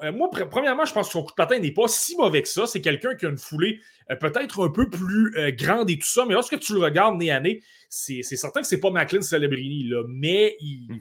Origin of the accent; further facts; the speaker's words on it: Côte-Nord, Quebec, Canada; je viens de la Côte-Nord, le Dracard de Bécomo, j'ai regardé cette équipe-là toute ma jeunesse